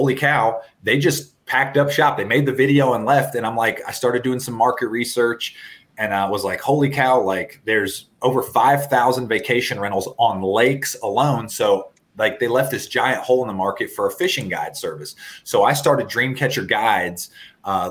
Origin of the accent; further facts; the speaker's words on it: Maryland, United States; also born or lived in Lake Wylie, South Carolina; Then we moved to Maryland